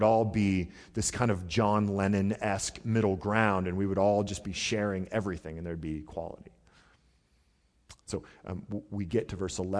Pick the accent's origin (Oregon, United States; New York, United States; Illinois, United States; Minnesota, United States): Oregon, United States; Portland; I mean, I remember growing up, we grew up in Southeast Portland, which is not a great neighborhood.